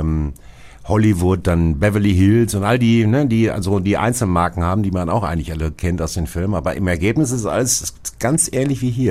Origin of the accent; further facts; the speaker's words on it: Bochum, North Rhine-Westphalia, Germany; also born or lived in Hattingen; ich als Bochumer